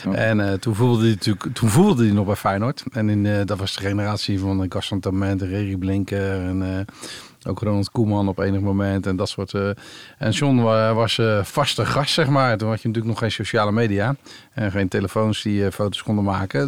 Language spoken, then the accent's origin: Dutch; Rotterdam, South Holland, Netherlands; ik ben op Rotterdam-Zuid geboren.